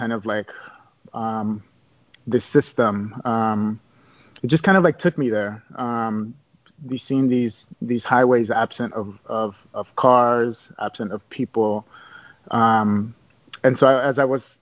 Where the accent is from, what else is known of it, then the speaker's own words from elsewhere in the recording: Los Angeles, California, United States; I was born and raised here in Los Angeles